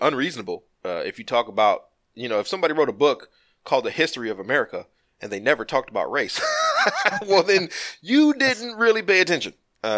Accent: Compton, California, United States; I'm a child from an absentee father. I grew up in Compton.

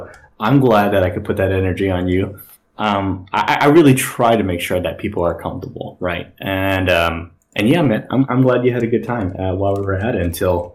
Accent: Long Beach, California, United States; I come from Long Beach, right? My parents are immigrants

